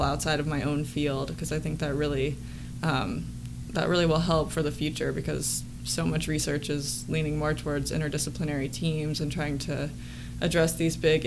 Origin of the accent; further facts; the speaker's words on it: Charlotte, North Carolina, United States; moved away as an adult; also born or lived in Raleigh, North Carolina; now in Columbia, United States; I was raised in Charlotte, went to school in Raleigh